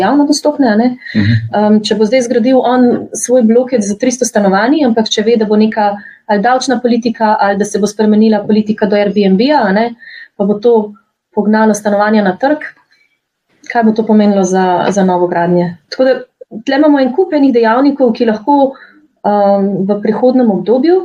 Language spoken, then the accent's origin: Slovenian; Slovenia; Slovenci smo